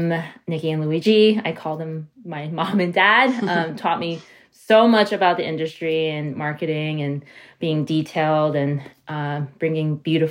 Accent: New York City, New York, United States; but also because I'm a New Yorker, I am the ultimate hustler.

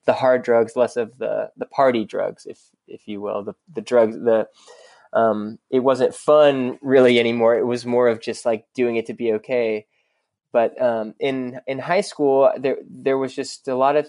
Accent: Dallas, Texas, United States; I grew up in Dallas, and I grew up in Dallas proper

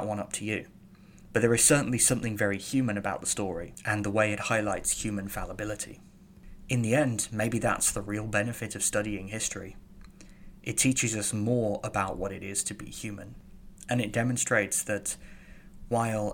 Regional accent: Birmingham, West Midlands, United Kingdom; I'm from Birmingham, I'm from Mercia

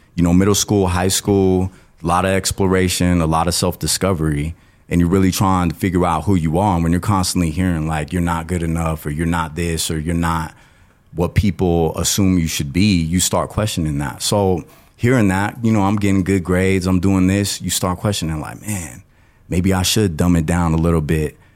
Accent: Colorado Springs, Colorado, United States; I was born and raised in Colorado Springs

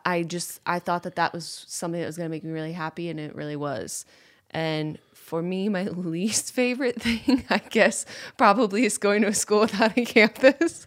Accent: Rochester, New York, United States; moved away as an adult; also born or lived in Boston; I grew up in Rochester, New York

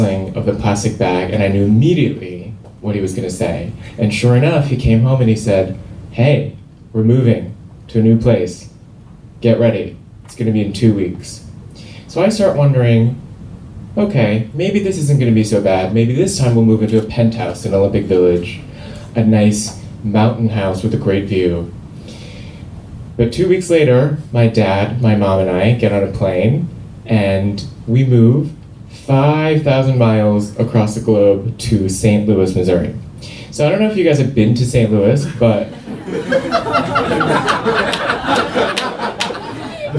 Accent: Seoul, South Korea; moved away; I grew up in Seoul, South Korea

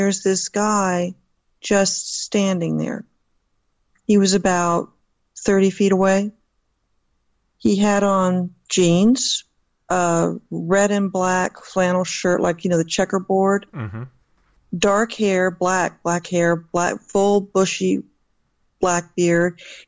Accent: Southern California, United States; moved away as an adult; also born or lived in Jacksonville, Florida / Sanford, Florida / Alexandria, Virginia; now in Northern Virginia, United States; I was raised in Southern California

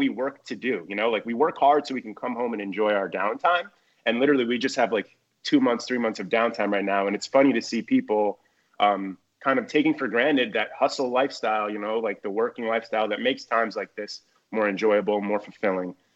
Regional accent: New Jersey, United States; I'm from Jersey. So we went through Hurricane Sandy in 2012, and we had never experienced something like that living there

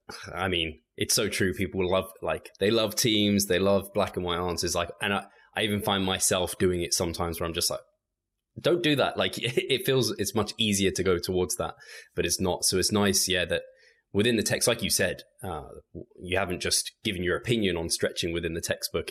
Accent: England, United Kingdom; I'm English English.

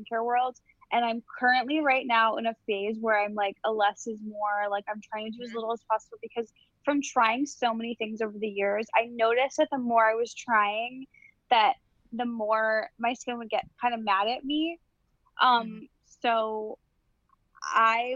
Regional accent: Illinois, United States; I'm from Illinois

